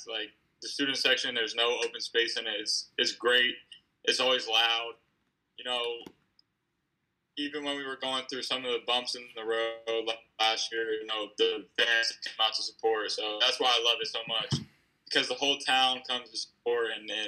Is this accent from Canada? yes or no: no; Gaithersburg, Maryland, United States; Uh, Gaithersburg.